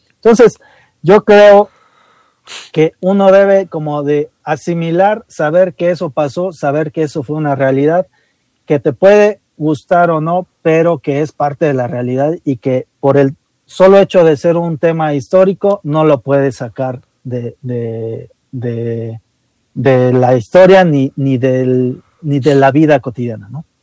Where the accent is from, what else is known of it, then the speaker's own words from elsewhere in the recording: Mexico; lo que somos hoy como mexicanos